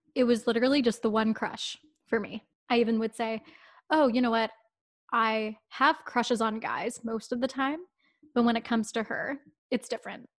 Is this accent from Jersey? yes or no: no; town outside of Toronto, Ontario, Canada; town outside of Toronto. Um, it's probably about an hour away. I lived there all my life. Like, I never moved as a kid.